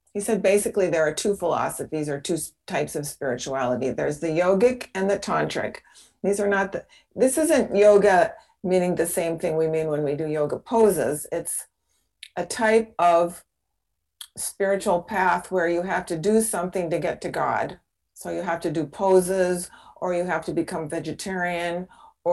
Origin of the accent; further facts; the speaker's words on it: Seattle, Washington, United States; moved away as an adult; I was a neighbor of yours. I was in Seattle